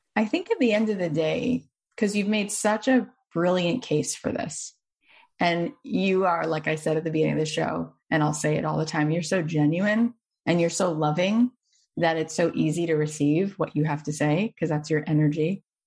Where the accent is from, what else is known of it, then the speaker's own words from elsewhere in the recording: Boca Raton, Florida, United States; moved away; I grew up in Boca